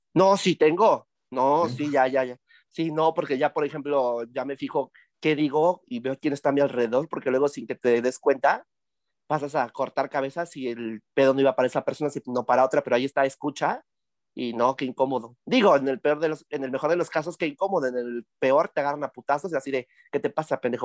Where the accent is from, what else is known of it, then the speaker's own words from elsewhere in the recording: Tlaxcala, Mexico; Yo soy de Tlaxcala